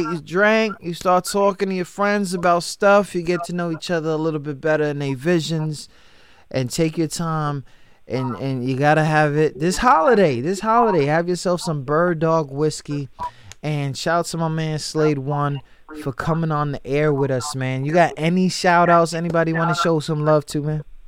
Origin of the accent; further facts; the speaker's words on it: New York, United States; I grew up in New York and I grew up around like I grew up around black people